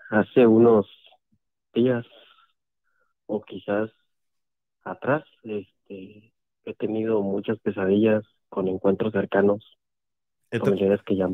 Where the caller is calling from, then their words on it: Veracruz, Mexico; de Veracruz, Puerto Veracruz.